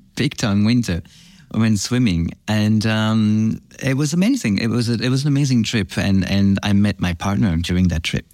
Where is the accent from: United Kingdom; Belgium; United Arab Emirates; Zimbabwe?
Belgium; moved away; also born or lived in France / Australia; I grew up in France and then Belgium. My father is French. He, my mom is from Antwerp in Belgium. And so I grew up in Belgium. I went to boarding school in Belgium